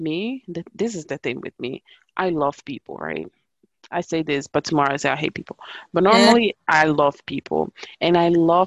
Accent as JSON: {"language": "English", "town": "Pordenone", "region": "Friuli-Venezia Giulia", "country": "Italy", "tie": "born or raised there", "said": "growing up in Italy"}